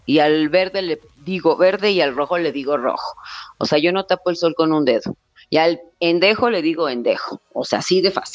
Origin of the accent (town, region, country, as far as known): Mexico